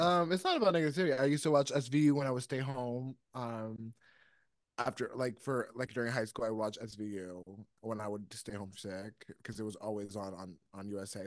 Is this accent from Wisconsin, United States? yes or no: no; New York, United States; I grew up in New York